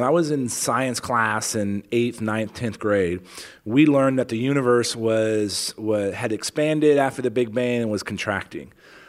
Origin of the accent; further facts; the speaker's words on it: San Antonio, Texas, United States; also born or lived in Afghanistan / College Station, Texas; So I grew up in Leon Valley.